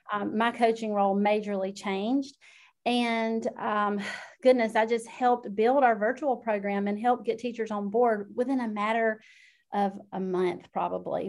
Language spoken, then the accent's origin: English; South Georgia, United States; I am from South Georgia, if you can't already tell by my accent